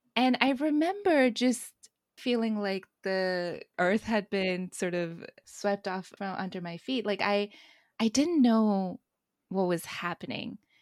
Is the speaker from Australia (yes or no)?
no; India; I'm Indian